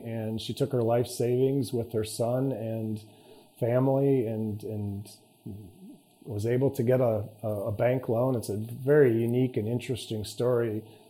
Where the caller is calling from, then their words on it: Dallas, Texas, United States; and I come to you today from Dallas, Texas.